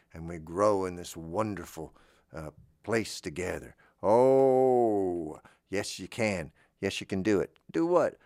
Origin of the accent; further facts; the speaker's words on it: Florida, United States; I grew up in Florida